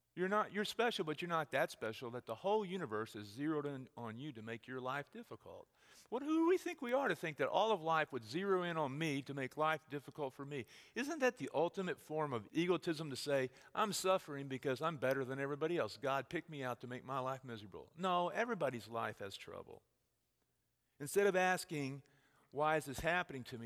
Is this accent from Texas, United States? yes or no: yes; Texas, United States; moved away; I'm from Texas.